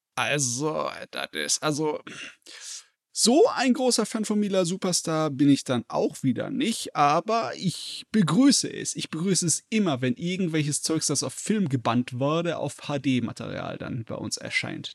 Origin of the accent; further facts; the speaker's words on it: Germany; bei uns in Deutschland